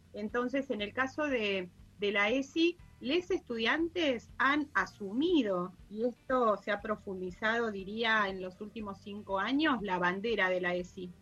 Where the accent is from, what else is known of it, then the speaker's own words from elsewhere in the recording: Chubut, Argentina; yo soy de Chubut